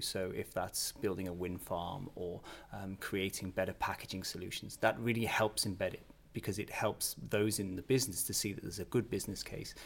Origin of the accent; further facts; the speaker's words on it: Northern England, United Kingdom; also born or lived in Canada; now in Billund, Denmark; I come from a, a, small town in northern England